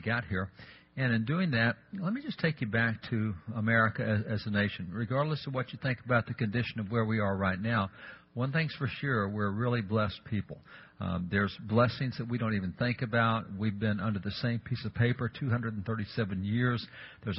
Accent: Texas, United States; I'm a cowboy. I'm from Texas. We have a ranch, cattle, horses, all the stuff.

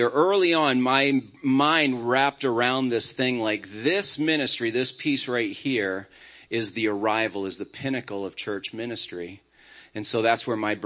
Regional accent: Auburn, Maine, United States; I grew up in Auburn, Maine, and our church was growing, thriving

